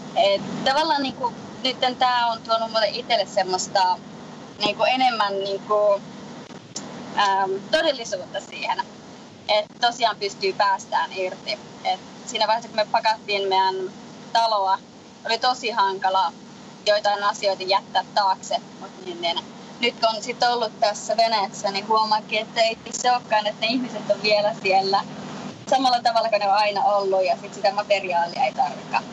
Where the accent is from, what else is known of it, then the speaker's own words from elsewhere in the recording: Lapland, Finland; also born or lived in Colorado, United States; now in Florida, United States; mä olen lappilainen lähtejä